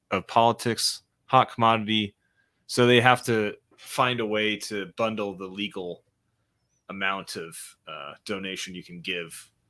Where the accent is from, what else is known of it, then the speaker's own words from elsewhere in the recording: Michigan, United States; you know I'm from Michigan. Did you know?